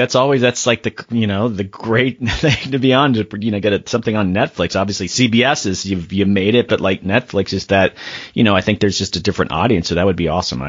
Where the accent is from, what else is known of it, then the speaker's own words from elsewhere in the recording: Florida, United States; I'm from Florida.